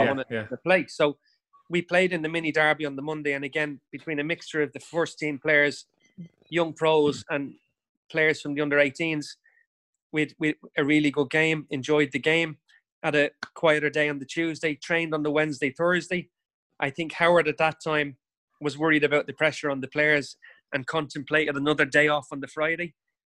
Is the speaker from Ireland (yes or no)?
yes; Dublin, Leinster, Ireland; can you imagine being an Evertonian growing up in Dublin?